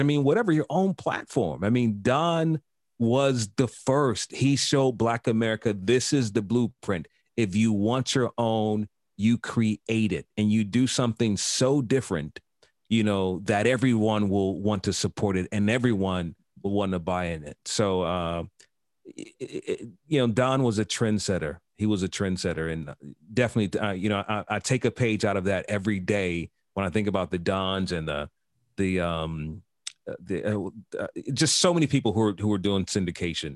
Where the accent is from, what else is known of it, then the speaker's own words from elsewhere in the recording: Chicago, Illinois, United States; moved away as an adult; also born or lived in Miami; I was born in Chicago